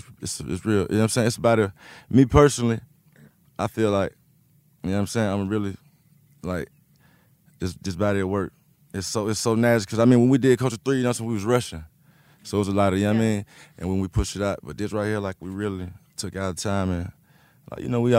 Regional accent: the South, United States; Even though we're from the South, you know what I mean?

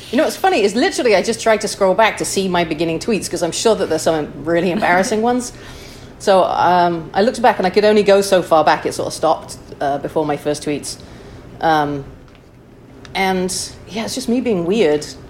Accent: Chester, North West England, United Kingdom; moved away as an adult; also born or lived in Wichita, Kansas; now in San Francisco, United States; I'm originally from Chester, England

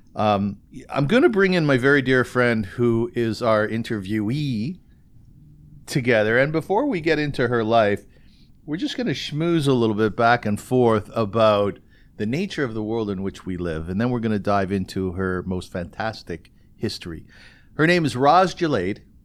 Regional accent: Kitchener, Ontario, Canada; I come from Kitchener, which used to be called Little Berlin

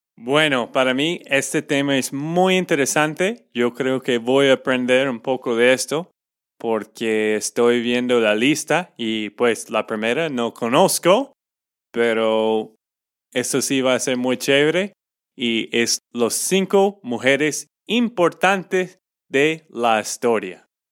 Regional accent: Texas, United States; de Texas, Estados Unidos

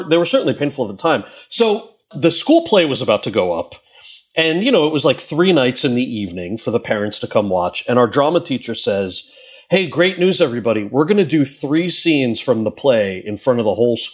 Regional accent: Freehold, New Jersey, United States; moved away as an adult; also born or lived in Wayne, New Jersey; now in New York, United States; I was born in Jersey. I grew up mostly in Wayne and in a town called Freehold

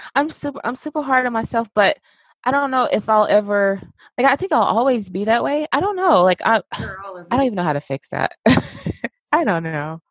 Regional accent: West Point, Mississippi, United States; now in Georgia, United States; my hometown

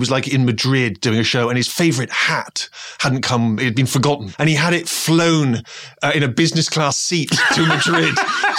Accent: Bristol, South West England, United Kingdom; moved away; I was back in my hometown of Bristol

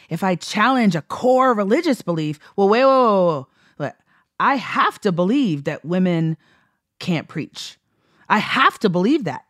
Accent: Texas, United States; I'm from Texas

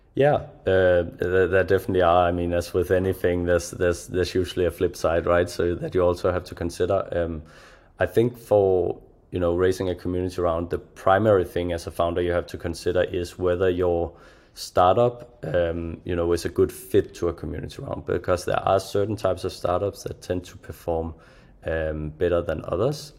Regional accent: Denmark; I'm from Europe myself, right? A small country of Denmark in the cold

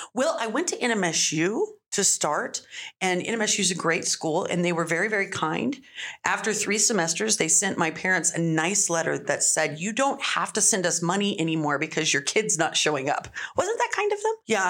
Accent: Las Cruces, New Mexico, United States; that's what you do when you're growing up in Cruces. You work in restaurants

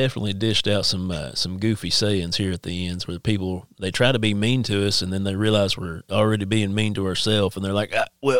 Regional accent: Eastern Kentucky, United States; moved away; I'm from Eastern Kentucky originally, and I grew up in church and stuff.

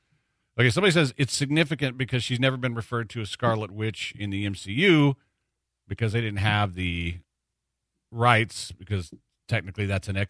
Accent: Galveston, Texas, United States; also born or lived in Houston; we fished every day of our lives growing up in Galveston

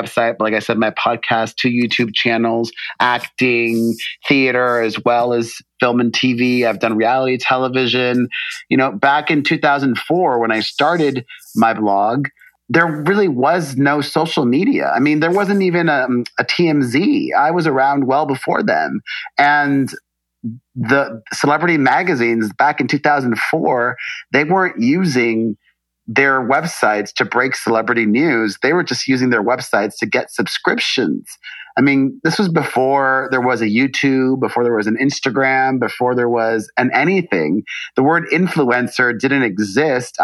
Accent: Miami, Florida, United States; also born or lived in New York City; now in Los Angeles, United States; growing up in the 80s in Miami

